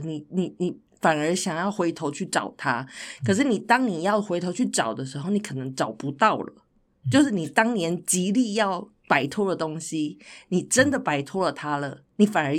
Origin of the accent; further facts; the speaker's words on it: Taichung, Taiwan; moved away as an adult; 所以我现在回家，我因为我家是台中嘛，我现在回家我真的完全不认得任何东西，不认得路，